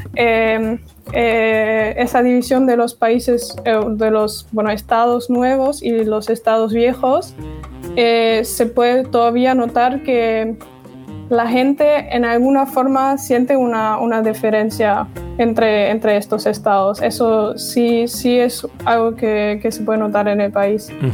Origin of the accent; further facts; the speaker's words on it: Dortmund, North Rhine-Westphalia, Germany; Spanish is a second language; moved away as an adult; also born or lived in Navarre, Spain; now in Spain; He nacido y crecido en Alemania, en Dortmund